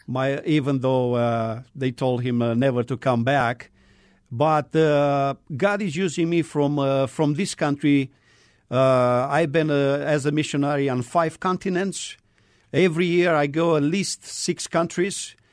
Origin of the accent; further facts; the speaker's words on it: Romania; moved away; I am originally from Romania.